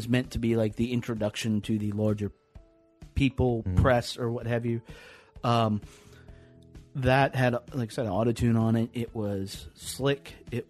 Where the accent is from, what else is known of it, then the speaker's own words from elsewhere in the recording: the South, United States; I grew up in the South.